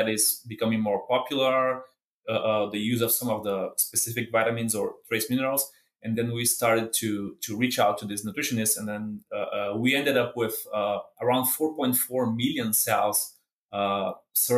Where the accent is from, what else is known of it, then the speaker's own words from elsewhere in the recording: Brazil; moved away as an adult; now in Kansas, United States; I'm from Brazil